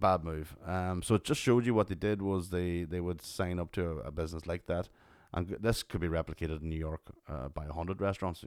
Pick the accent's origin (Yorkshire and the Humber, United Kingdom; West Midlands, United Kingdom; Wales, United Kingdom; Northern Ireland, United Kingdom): Northern Ireland, United Kingdom; Tyrone; Coming from Tyrone